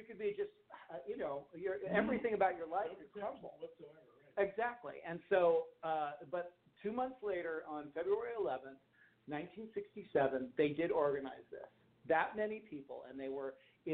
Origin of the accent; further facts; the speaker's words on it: Los Angeles, California, United States; growing up in Hollywood